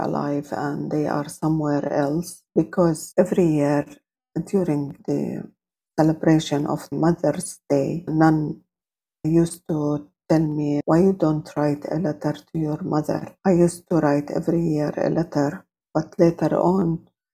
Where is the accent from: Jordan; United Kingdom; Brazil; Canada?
Jordan; I was born and grew up in Jordan